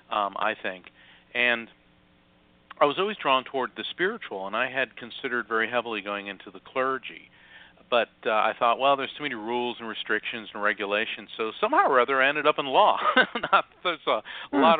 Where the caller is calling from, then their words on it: Florida, United States; I am. Um, I'm in Central Florida, not far from uh, Kennedy Space Center.